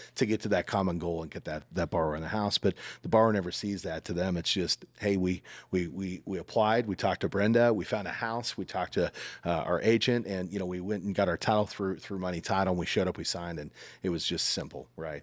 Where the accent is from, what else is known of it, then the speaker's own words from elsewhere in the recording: Salina, Kansas, United States; now in Greenville, United States; I'm from Salina, Kansas originally.